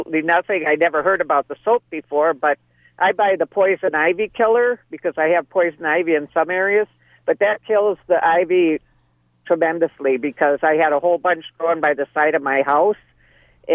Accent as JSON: {"language": "English", "region": "Wisconsin", "country": "United States", "also_born_or_lived": "Atlanta area, Georgia", "moved": "as an adult", "lives_now": "Georgia, United States", "said": "I'm from Wisconsin, and we have a lot of different things up there, too, but I've been living down here now for 8 years."}